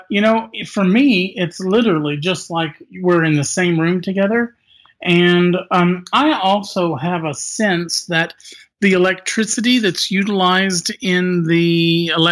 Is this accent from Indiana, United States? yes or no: yes; Indiana, United States; I was forced to return home into my home state of Indiana